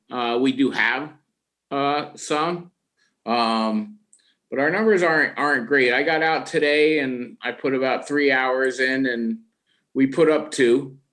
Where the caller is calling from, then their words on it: Stony Creek, New York, United States; as Nick said, I'm calling from Stony Creek, New York, which is a small town of about 650 people in the southern Adirondacks of New York.